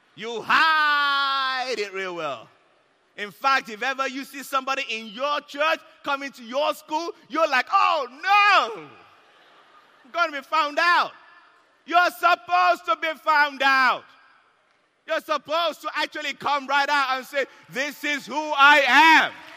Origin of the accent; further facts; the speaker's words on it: Nigeria; I'm Nigerian